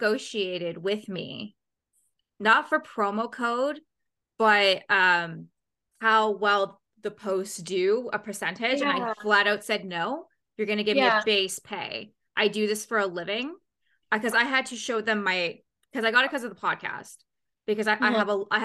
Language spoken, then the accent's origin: English; Canada; being a Canadian